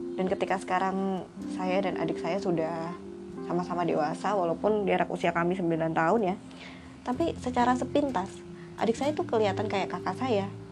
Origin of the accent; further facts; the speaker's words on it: Malang, East Java, Indonesia; now in Blitar, Indonesia; saya lahir di Malang, tahun sembilan dua.